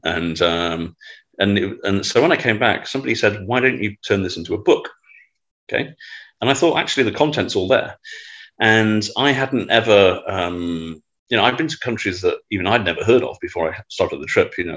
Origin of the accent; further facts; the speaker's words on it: Manchester, North West England, United Kingdom; moved away; I'm you know from Manchester.